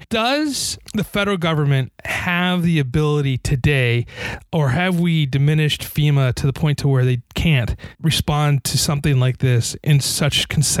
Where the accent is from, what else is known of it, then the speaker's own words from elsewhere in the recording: California, United States; I'm from California.